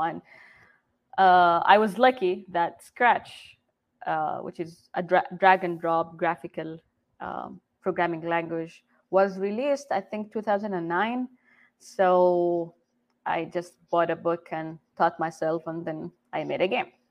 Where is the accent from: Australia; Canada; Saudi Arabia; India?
Saudi Arabia; Jeddah, Makkah Province; first language Arabic; English is a second language; moved away as an adult; now in United States; I am originally from Jeddah, Saudi Arabia. I came to the U.S. almost exactly 10 years ago, right after high school